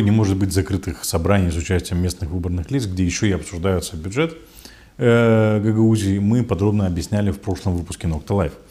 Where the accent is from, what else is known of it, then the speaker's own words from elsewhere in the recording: Kovchak, Gagauzia, Moldova; нас в селе Ковчак, в родном селе, э, не пускают на встречу с Башканом